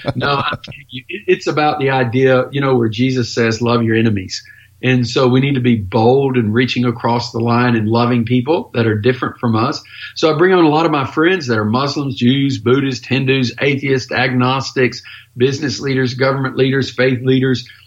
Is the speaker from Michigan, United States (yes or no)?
no; East Texas, United States; I was raised in East Texas as a Baptist